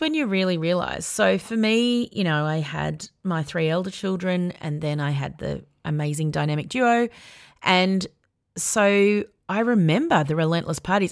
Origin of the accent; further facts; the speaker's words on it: Melbourne, Victoria, Australia; also born or lived in Sydney; when I was ten, we moved from Sydney to Melbourne